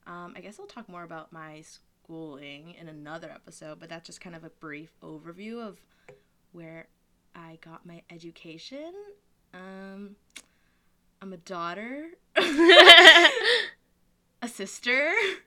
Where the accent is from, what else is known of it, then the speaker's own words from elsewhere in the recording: Vancouver, British Columbia, Canada; also born or lived in Montreal; I am a 20-year-old Filipino-Canadian born and raised in Vancouver.